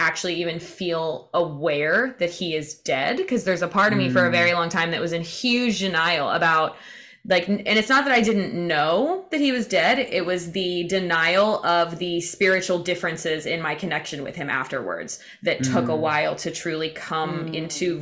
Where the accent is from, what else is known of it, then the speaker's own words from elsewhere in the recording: Indiana, United States; now in Florida, United States; my hometown in Indiana, and I was coming back to where I live in Florida